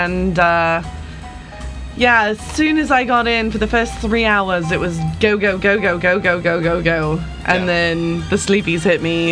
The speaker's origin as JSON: {"language": "English", "region": "England", "country": "United Kingdom", "accent": "English", "said": "my English accent"}